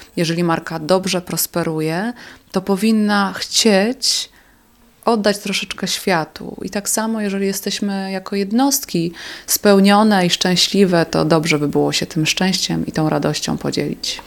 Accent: south-eastern Poland, Poland; w południowo-wschodniej Polsce, skąd pochodzę

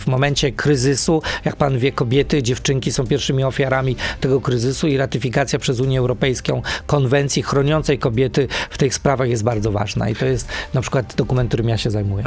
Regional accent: Krosno, Subcarpathian Voivodeship, Poland; moved away; Ja jestem chłopakiem z Krosna

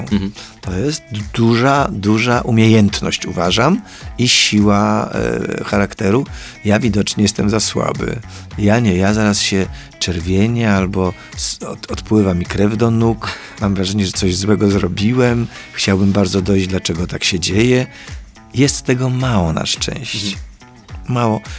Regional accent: Poland; jestem z Polski

